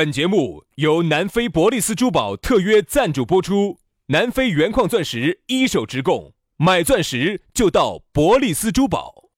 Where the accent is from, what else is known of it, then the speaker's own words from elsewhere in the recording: China; 我们都中国人嘛